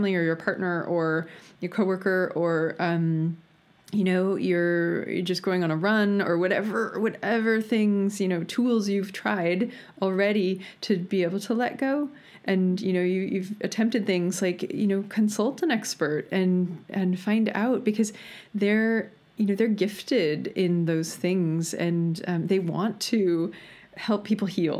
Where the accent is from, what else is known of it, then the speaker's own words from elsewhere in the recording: United States; I'm American